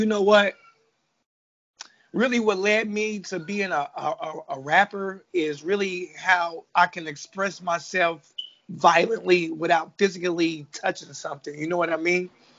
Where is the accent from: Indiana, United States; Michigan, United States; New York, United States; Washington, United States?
Indiana, United States; now in Hayti, Missouri, United States; I'm in Missouri, but I'm from Indiana, though.